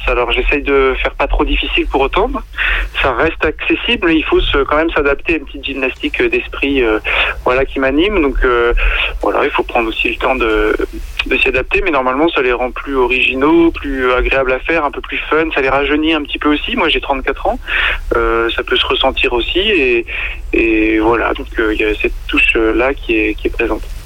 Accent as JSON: {"language": "French", "area": "Sarthe", "region": "Pays de la Loire", "country": "France", "tie": "born or raised there", "moved": "as an adult", "lives_now": "Loire-Atlantique, France", "said": "j'ai passé pour l'instant mes 34 premières années dans les pays de la Loire, donc je suis originaire de Sarthe et, je vis en Loire-Atlantique"}